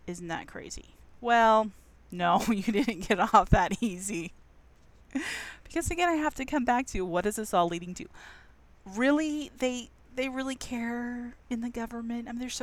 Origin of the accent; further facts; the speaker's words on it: United States; Being American